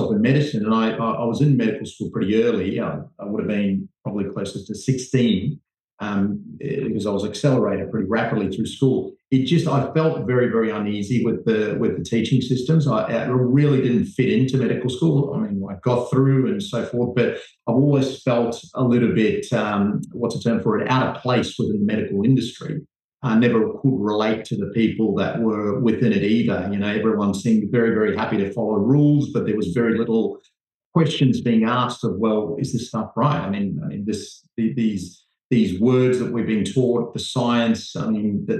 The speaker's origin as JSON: {"language": "English", "country": "New Zealand", "tie": "born or raised there", "also_born_or_lived": "Jaffna, Sri Lanka / Nigeria / Zimbabwe", "moved": "as an adult", "lives_now": "Sydney, Australia", "said": "I grew up in New Zealand, trained, did all my medical training there, and then moved over to Australia as a 21-year-old junior doctor. And I've been here 20 years."}